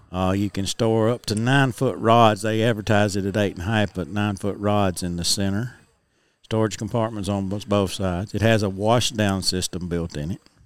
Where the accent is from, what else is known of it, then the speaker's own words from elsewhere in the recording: United States; I grew up fishing on Bear Creek, on the creek itself that feeds into Pickwick.